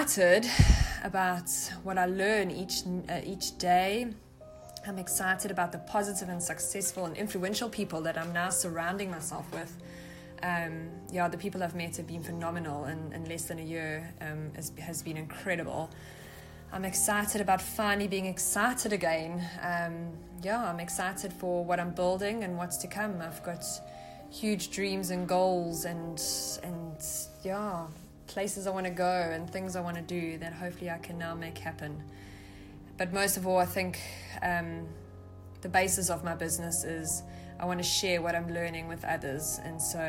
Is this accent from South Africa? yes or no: yes; South Africa; I'm from South Africa